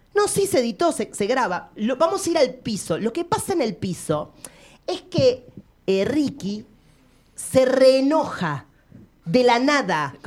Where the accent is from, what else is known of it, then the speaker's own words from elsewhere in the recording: Avellaneda, Buenos Aires Province, Argentina; somos de Avellaneda los dos